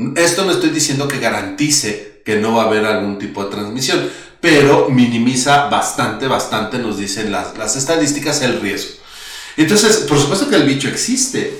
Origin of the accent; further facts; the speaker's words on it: Mexico; somos mexicanos